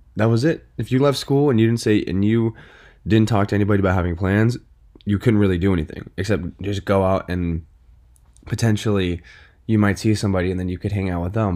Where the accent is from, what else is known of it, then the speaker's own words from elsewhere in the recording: Westport, Connecticut, United States; also born or lived in New York City; I moved to Westport, 'cause I used to live in New York City. I lived in New York City for about eight years